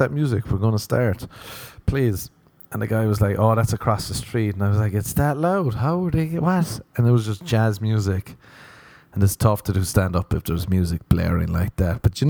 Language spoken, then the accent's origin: English; Ireland; moved away; I was growing up in Ireland.